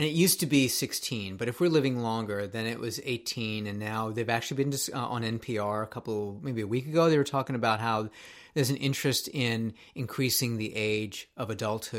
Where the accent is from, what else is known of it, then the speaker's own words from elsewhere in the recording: Tokyo, Japan; moved away as an adult; now in United States; when I was growing up in Tokyo